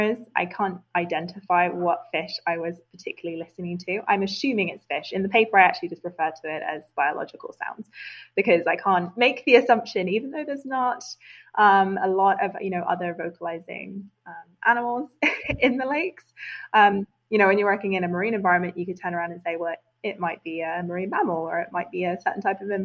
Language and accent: English; United Kingdom; As a British person